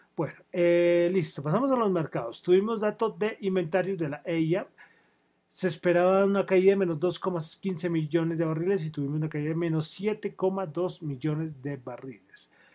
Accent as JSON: {"language": "Spanish", "country": "Colombia", "said": "Soy de Colombia"}